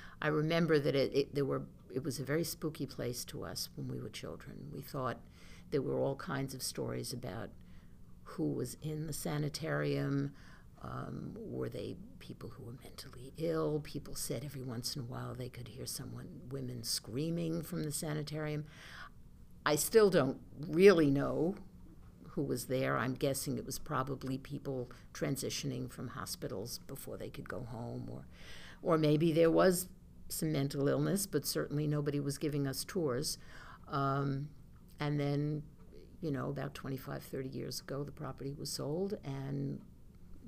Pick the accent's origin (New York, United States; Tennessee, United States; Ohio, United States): New York, United States; Oceanside; I started in Oceanside in school in second grade at School One